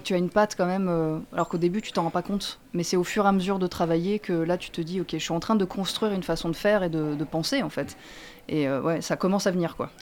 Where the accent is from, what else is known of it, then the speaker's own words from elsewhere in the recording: Marseille, Provence-Alpes-Côte d'Azur, France; moi, je suis née à Marseille